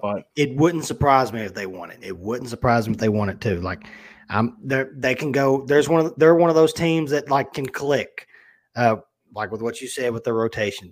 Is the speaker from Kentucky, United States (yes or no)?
yes; Kentucky, United States; I'm from Kentucky